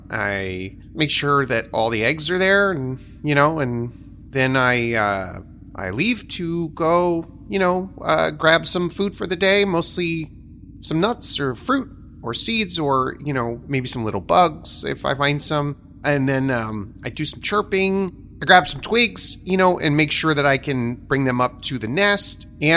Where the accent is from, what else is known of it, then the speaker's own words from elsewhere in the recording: Washington, United States; All of our names are …. And I'm from Washington.